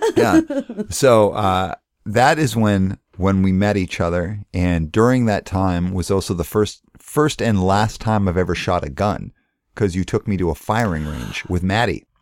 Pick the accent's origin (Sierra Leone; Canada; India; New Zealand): Canada; also born or lived in Calgary; I'm Canadian